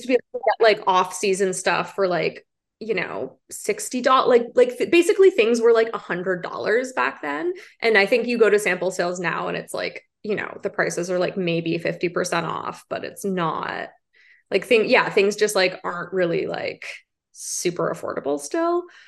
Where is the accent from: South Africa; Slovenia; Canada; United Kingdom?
Canada; Prince Edward County, Ontario; moved away as an adult; now in Toronto, Canada; I grew up in Prince Edward County. It's like a rural kind of farming area.